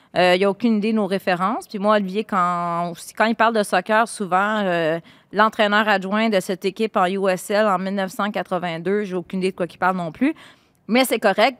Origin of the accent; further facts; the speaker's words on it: Laval, Quebec, Canada; Laval, ma terre natale